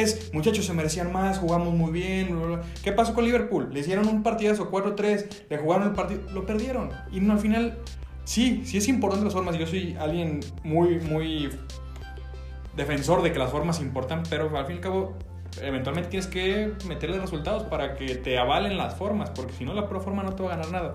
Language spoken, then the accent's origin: Spanish; Mexico; also born or lived in Guadalajara, Jalisco; nosotros que somos mexicanos